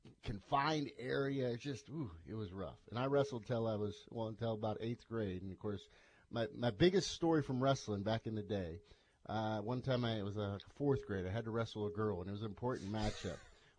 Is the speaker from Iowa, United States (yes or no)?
yes; Iowa, United States; growing up in Iowa